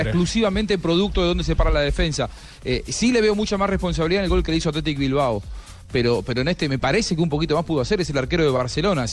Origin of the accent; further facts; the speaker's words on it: Argentina; nosotros no podemos relatar o comentar como argentinos